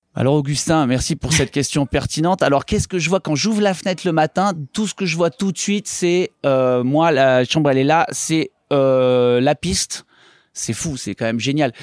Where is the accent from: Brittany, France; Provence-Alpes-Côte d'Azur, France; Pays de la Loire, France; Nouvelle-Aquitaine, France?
Provence-Alpes-Côte d'Azur, France; Les Orres; now in Paris, France; Les Ors, Vars, Serre Chevalier, Montgenèvre. Voilà, c'est là où j'ai grandi, où j'ai appris à skier